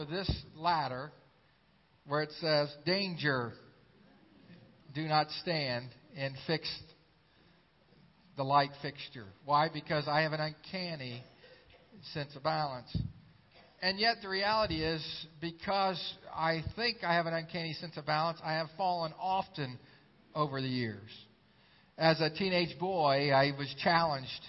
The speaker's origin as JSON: {"language": "English", "town": "Xenia", "region": "Ohio", "country": "United States", "tie": "born or raised there", "said": "my hometown of Xenia, Ohio."}